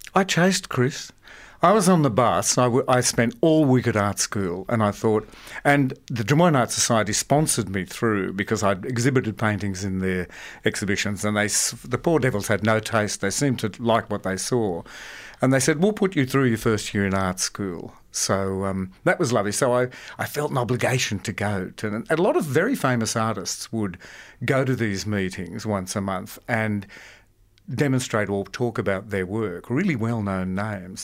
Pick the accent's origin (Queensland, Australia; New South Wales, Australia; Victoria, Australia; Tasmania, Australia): New South Wales, Australia; Sydney; born or raised there